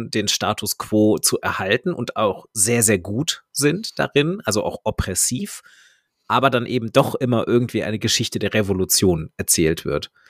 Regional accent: Maintal, Hesse, Germany; kommt aus meinem Heimatort, äh, und ist, glaube ich, zwei Jahre älter als ich.

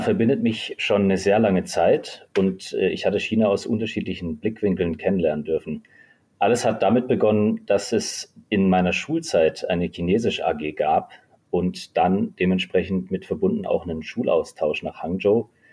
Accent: Germany; bei uns in Deutschland

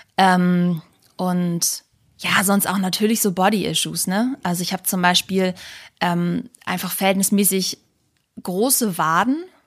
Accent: the North, Northern Germany, Germany; bei uns im Norden

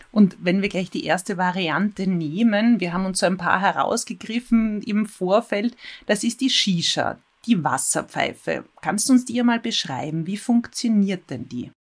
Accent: Vienna, Austria; denke ich an Zigaretten, wie es bei uns in Wien heißt, an die Chick.

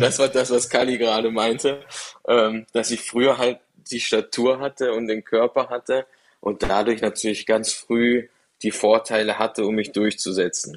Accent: Dreiländereck, Baden-Württemberg, Germany; also born or lived in Freiburg; now in Cologne, Germany; ich komme da ganz unten aus dem Dreiländereck

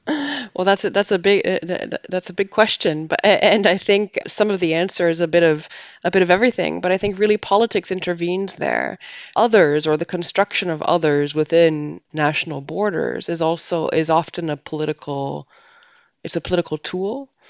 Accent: Canada; moved away as an adult; now in Netherlands; I'm from Canada originally, but I have lived and, and worked in many countries around the world before moving to the Netherlands.

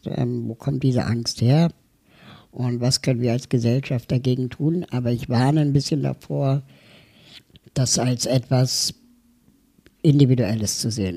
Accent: Berlin, Germany; ich komme aus Berlin

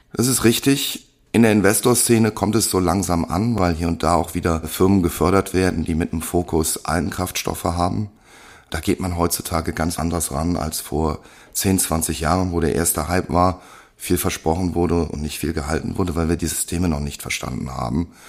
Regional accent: Germany; wir als Deutsche

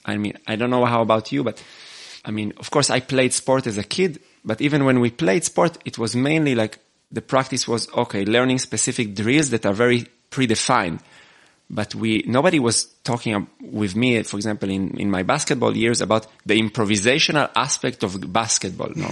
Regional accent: Israel; moved away as an adult; now in Austria; I was born in Israel and I, and now I, have been living in Austria for 12 years

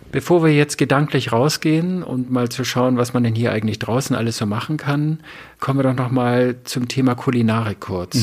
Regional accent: the North, Northern Germany, Germany; ich komme ja aus dem Norden, ich bin das ja gewohnt

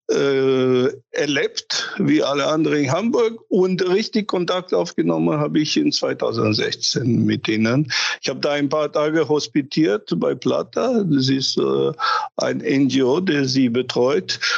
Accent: Romania; born there; Ja, ich bin gebürtiger Rumäner und deswegen habe ich. Das macht die Sache äh

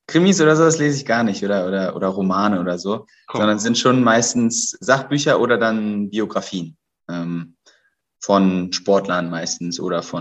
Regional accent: Berlin, Germany; melde mich gerade aus Berlin, aus meiner Heimatstadt

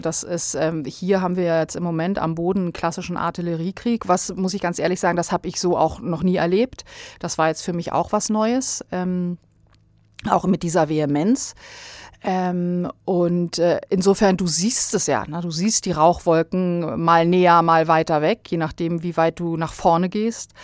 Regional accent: Bosnia & Herzegovina; also born or lived in Berlin, Germany; now in Germany; ich bin in Berlin geboren und bin dann aber sehr, sehr bald schon nach Bosnien zu meiner, ähm, äh, Großmutter gebracht worden und habe dann da den größten Teil meiner Kindheit verbracht.

